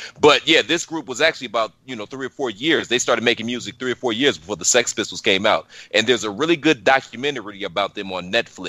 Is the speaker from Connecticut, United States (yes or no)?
no; Cleveland, Ohio, United States; moved away; So I'm originally from Cleveland.